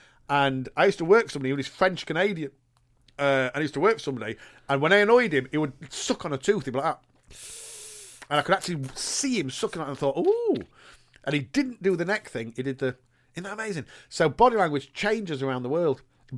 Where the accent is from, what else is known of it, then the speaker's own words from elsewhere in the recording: United Kingdom; Because when, and this is as British people.